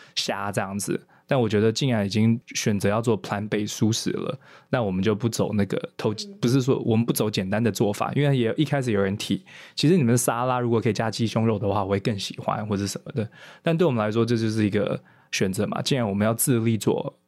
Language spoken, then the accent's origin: Chinese; Taiwan; moved away as an adult; also born or lived in United States; 我虽然在美国念书，但是我是在台湾长大的